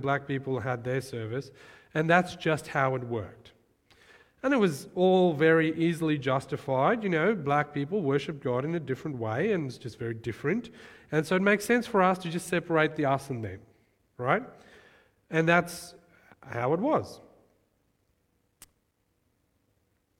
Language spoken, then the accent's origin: English; Johannesburg, Gauteng, South Africa; moved away; I remember growing up in South Africa, Johannesburg, crime capital of the world, great place.